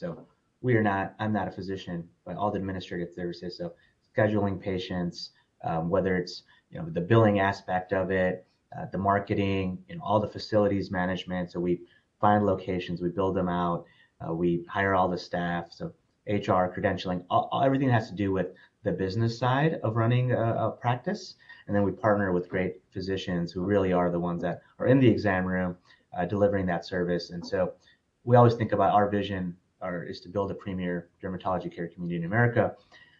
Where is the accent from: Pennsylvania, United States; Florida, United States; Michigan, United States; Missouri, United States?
Michigan, United States; Detroit; now in Dallas, United States; Born and raised in Michigan, actually, so a suburb of Detroit, but have lived all over.